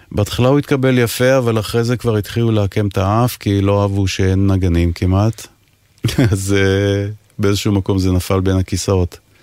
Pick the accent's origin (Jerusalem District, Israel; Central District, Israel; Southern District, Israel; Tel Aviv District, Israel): Southern District, Israel; Ashdod; moved away as an adult; also born or lived in England; אני גדלתי באשדוד, מגיל 10 עד 18 אה, בערך